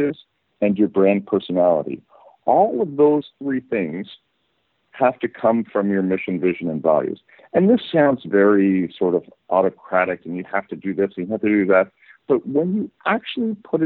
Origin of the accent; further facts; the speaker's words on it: Canada; moved away as an adult; also born or lived in United Kingdom / San Francisco Bay Area, California, United States; now in Barcelona, Spain; I was born in the UK, but I grew up in Canada and then lived for 20 years in the Bay Area